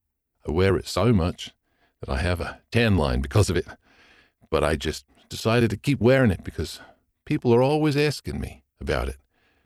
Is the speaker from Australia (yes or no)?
yes; Melbourne, Victoria, Australia; I am 18 and I am from Glen Iris, a suburb in Melbourne, Australia.